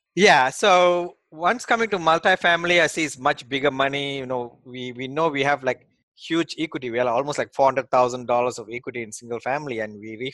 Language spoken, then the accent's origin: English; Malaysia; moved away as an adult; also born or lived in Australia; now in United States; I came from Malaysia.